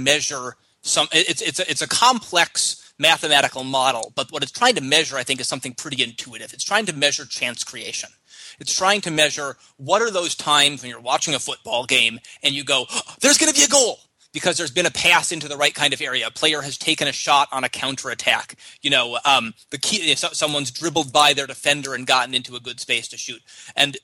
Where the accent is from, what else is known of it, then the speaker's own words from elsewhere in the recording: United States; I'm an American soccer fan